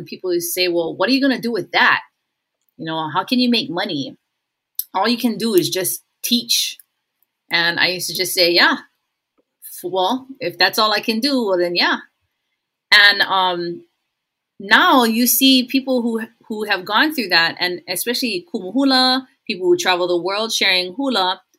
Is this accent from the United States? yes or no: yes; Hawaii, United States; Of course, as a Hawaiian, I'm like, hey, you know, our people had every single answer to every single dilemma